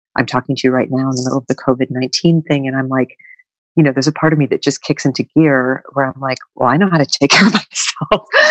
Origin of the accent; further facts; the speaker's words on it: northwestern Connecticut, United States; I grew up on a small family Christmas tree farm in northwestern Connecticut